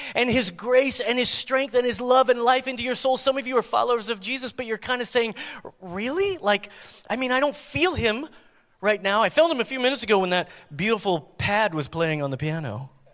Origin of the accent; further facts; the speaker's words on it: United States; as American Christians